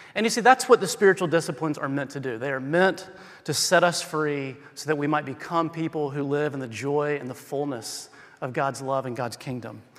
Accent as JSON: {"language": "English", "region": "the South", "country": "United States", "tie": "born or raised there", "said": "I'm from the South"}